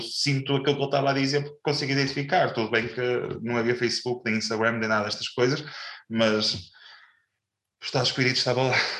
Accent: Pedrouços, Porto District, Portugal; eu sou de Pedroso, Doce e vivemos na fronteira das duas freguesias.

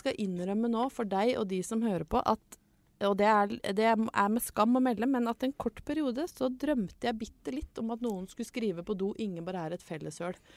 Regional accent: Brøttum, Innlandet, Norway; moved away; min kjærleik til hjembygda mi

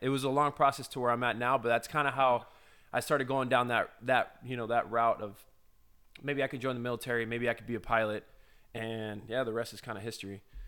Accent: Florida, United States; I'm a kid from Florida

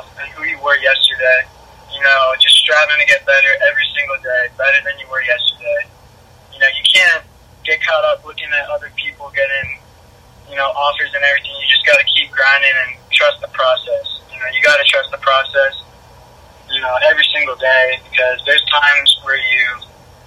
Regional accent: East Lake, Florida, United States; I grew up in East Lake

